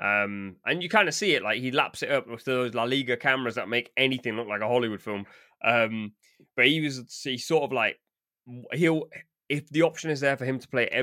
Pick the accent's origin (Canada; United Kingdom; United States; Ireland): United Kingdom; England; we're English